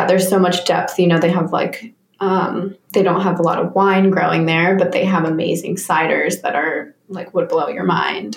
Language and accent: English; Jeffersonville, Vermont, United States; moved away as an adult; I am originally from Vermont, born and raised.